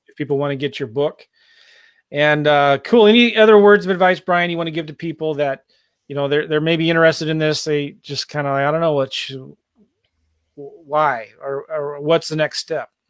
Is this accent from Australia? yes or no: no; San Diego, California, United States; also born or lived in Iowa; now in St. Louis, United States; I live in Saint Louis, right? But, you know, I was raised in San Diego